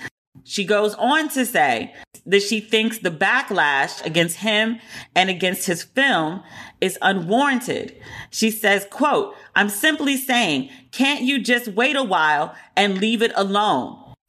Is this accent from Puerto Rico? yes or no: yes; Puerto Rico; And I'm from Puerto Rico. I know my character's not supposed to like it, but I can't disparage it. Like, I can't say these things as a Puerto Rican woman about Puerto Rico.